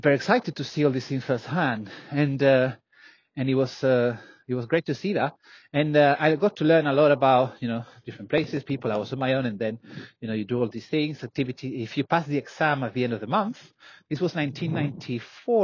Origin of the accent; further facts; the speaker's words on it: Tenerife, Canary Islands, Spain; moved away; also born or lived in London, United Kingdom; I grew up in Tenerife